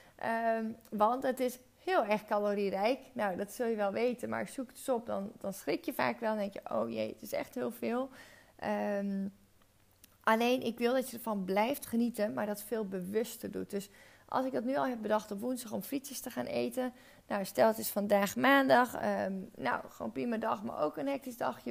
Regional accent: Friesland, Netherlands; moved away as an adult; also born or lived in Zwolle / Breda; ik echt ben opgegroeid met patat. Ik ben van origine ben ik Fries

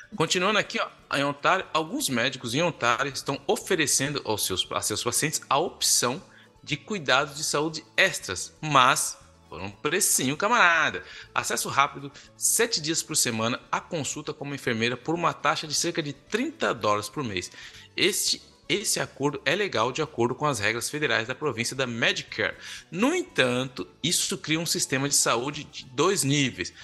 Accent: Brazil; moved away as an adult; now in Quebec, Canada; quando a gente vem do Brasil

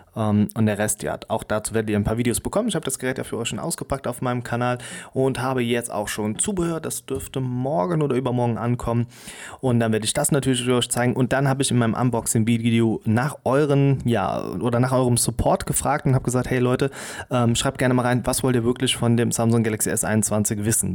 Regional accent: Germany; wir als Europäer oder auch als Deutsche

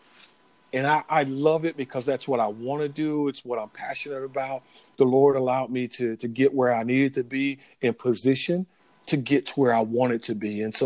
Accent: Florida, United States; grew up in Florida, born and raised in Florida, moved around a little bit when I was growing up

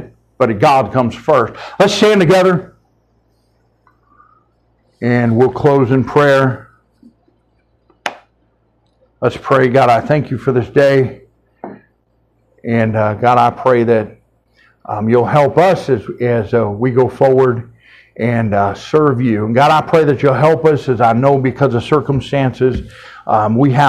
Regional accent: United States

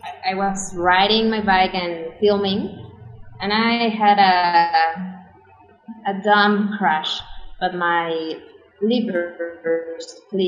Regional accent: Mexico City, Mexico; I was born and raised in Mexico City. I've been living here all my life.

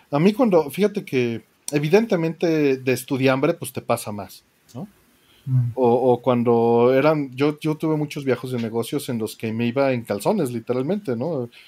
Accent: Mexico; Porque siendo mexicano estás acostumbrado a pagar envíos

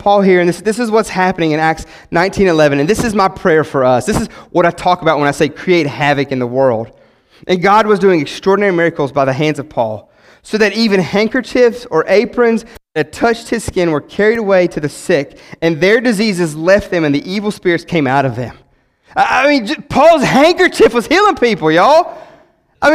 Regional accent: West Virginia, United States; I'm from West Virginia.

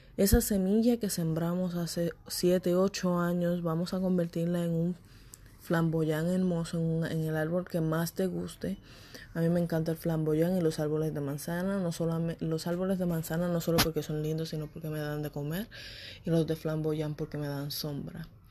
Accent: Puerto Rico; moved away as an adult; also born or lived in Florida; now in Texas, United States; quería irme de Puerto Rico, me fui de Puerto Rico a Florida y vine para Texas.

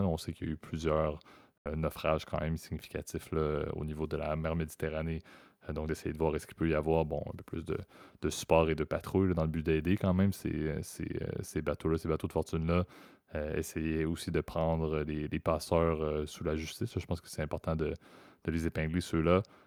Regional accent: Canada; ma vision en tant que Canadien

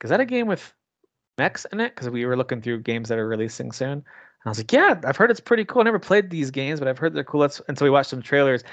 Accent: United States; I'm an American, a dumb American

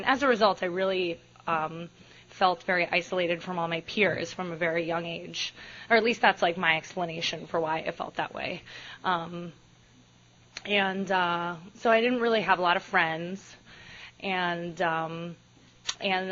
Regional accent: Miami, Florida, United States; I am from Miami. As Jim mentioned, I'm from a half Hispanic home. I'm from a very strict household, or it was when I was growing up.

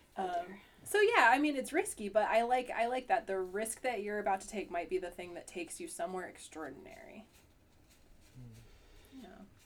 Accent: Huntington, Vermont, United States; I'm from Huntington

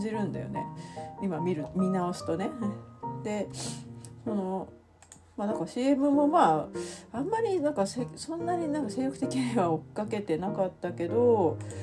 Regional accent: Tokyo, Japan; いわゆるその私の関東生まれとか東京生まれなんで

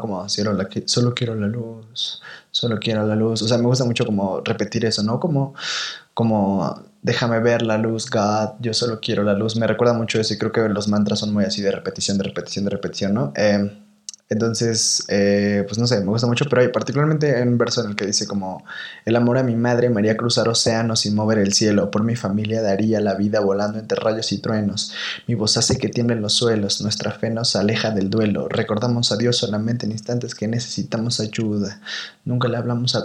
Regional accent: Toluca, State of Mexico, Mexico; moved away as an adult; also born or lived in Guadalajara; en mi lugar de origen, ¿no? Como yo soy de Toluca

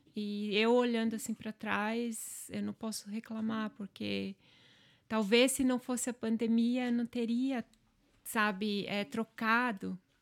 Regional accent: Angelina, Santa Catarina, Brazil; accent: German accent in Portuguese; first language German dialect; Portuguese is a second language; now in Ireland; Minha origem é alemã e lá onde eu nasci, a comunidade em si, todos eram dessa origem.

